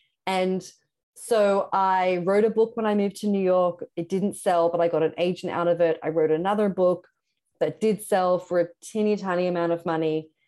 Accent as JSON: {"language": "English", "town": "Sydney", "region": "New South Wales", "country": "Australia", "said": "But Sydney, where I'm from Australia, I lived in Sydney, had a lot of street press magazines."}